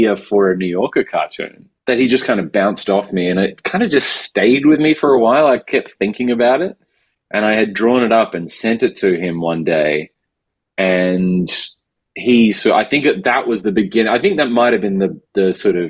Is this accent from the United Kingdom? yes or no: no; Perth, Western Australia, Australia; moved away as an adult; also born or lived in Melbourne, Australia; now in New York, United States; I grew up in Perth, I was doing stand-up in Perth, then I moved to Melbourne